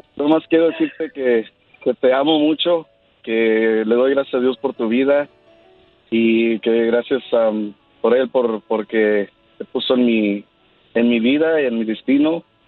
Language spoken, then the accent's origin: Spanish; Jalisco, Mexico; Yo soy de, Jalisco